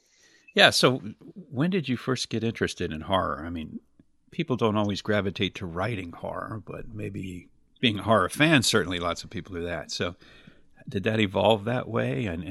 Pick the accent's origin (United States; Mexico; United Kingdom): United States; Reading, Pennsylvania; So I grew up in Berks County in Reading